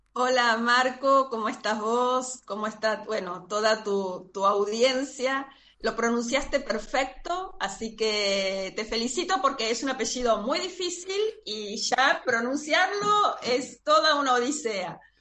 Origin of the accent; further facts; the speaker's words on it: Buenos Aires, Argentina; soy de Buenos Aires, Argentina